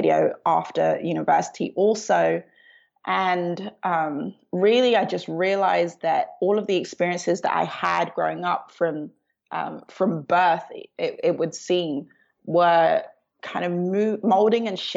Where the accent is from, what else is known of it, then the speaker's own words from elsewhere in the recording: London, United Kingdom; I was born in London, Southeast London